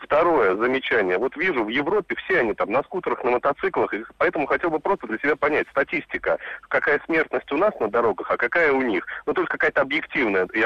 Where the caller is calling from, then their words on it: Moscow, Russia; …, я из Москвы, автомобилист.